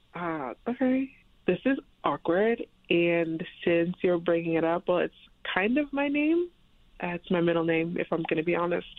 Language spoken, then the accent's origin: English; Louisiana, United States; I don't live in Texas. I'm actually from Louisiana